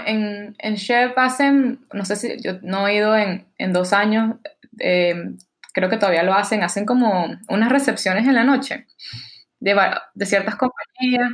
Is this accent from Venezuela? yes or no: yes; Barquisimeto, Lara, Venezuela; accent: Venezuelan; moved away as an adult; now in New York, United States; soy de Barquisimeto, como sabes, como mi nahuara te lo puedo decir, em, crecí en Venezuela, fui al colegio en Venezuela